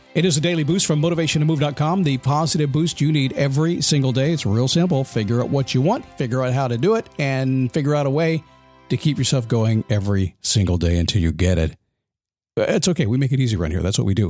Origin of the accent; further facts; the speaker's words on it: United States; I'm American